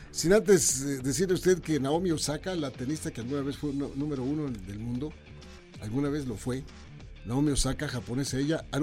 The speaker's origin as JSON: {"language": "Spanish", "region": "Querétaro", "country": "Mexico", "said": "extraño a mi Querétaro, pues sí."}